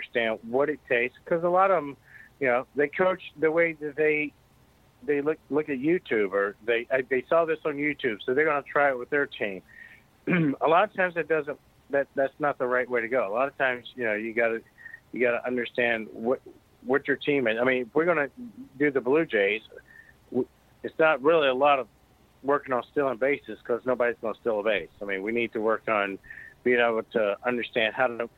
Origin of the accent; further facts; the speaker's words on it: United States; I'm an American